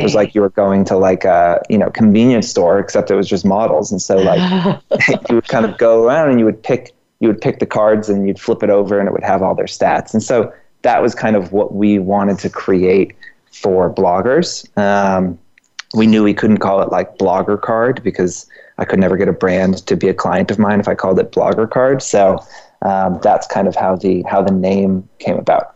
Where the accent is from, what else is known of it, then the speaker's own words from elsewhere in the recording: Georgia, United States; moved away; also born or lived in New York; I'm from Georgia.